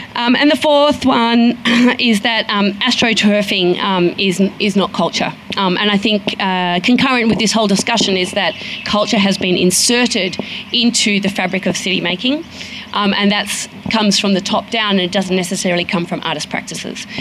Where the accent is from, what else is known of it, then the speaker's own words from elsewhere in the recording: Sydney, New South Wales, Australia; I come from Sydney